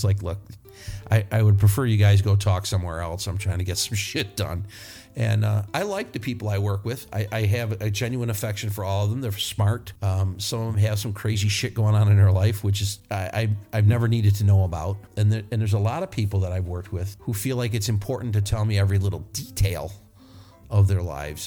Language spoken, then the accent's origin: English; New York, United States; moved away; I am from New York, but I'm not from the city